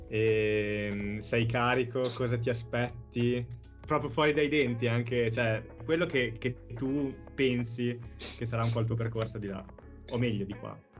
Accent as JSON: {"language": "Italian", "town": "Bologna", "region": "Emilia-Romagna", "country": "Italy", "said": "da bolognese"}